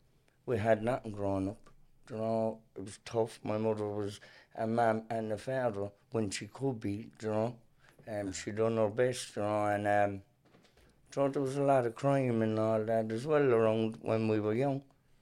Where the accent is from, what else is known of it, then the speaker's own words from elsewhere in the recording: Kilcullen, Leinster, Ireland; Yeah, we grew up in Alcullen, you know, obviously myself in the same household, and, you know, times were tough back when we were young, in the 80s and early 90s